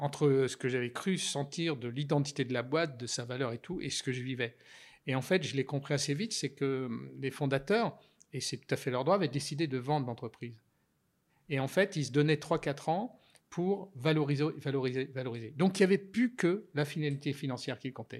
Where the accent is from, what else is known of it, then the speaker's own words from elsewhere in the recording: Burgundy, Bourgogne-Franche-Comté, France; j'ai essuyé mes culottes courtes quand j'étais petit sur des bancs d'école, puisque mes parents étaient instituteurs. Et dans un village de Bourgogne